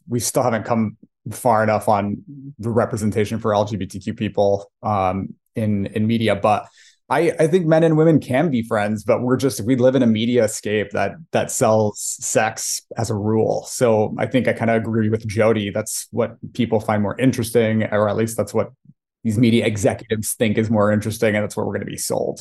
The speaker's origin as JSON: {"language": "English", "town": "Irvine", "region": "California", "country": "United States", "tie": "born or raised there", "said": "I'm the son of Iranian working class immigrants who came to Irvine, California specifically to, to give their kids opportunities"}